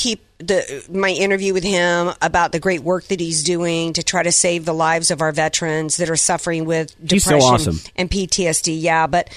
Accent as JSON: {"language": "English", "town": "New Orleans", "region": "Louisiana", "country": "United States", "tie": "born or raised there", "moved": "yes", "said": "my hometown of New Orleans"}